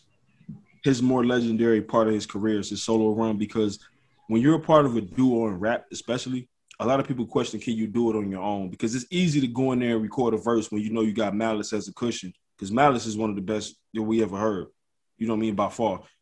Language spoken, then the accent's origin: English; Detroit, Michigan, United States; I'm from Detroit